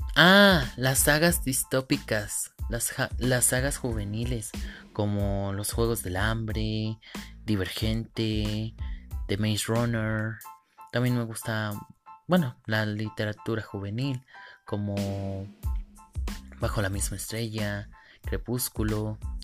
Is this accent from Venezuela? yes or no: no; Cadereyta de Montes, Querétaro, Mexico; Yo soy de Cadreita de Montes, Querétaro